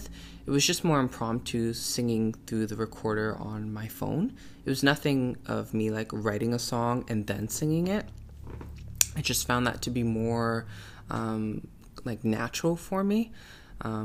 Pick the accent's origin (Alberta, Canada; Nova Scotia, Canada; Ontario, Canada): Ontario, Canada; Toronto; I was born and raised in Toronto, Canada. And that's where I reside, and that's where I love to be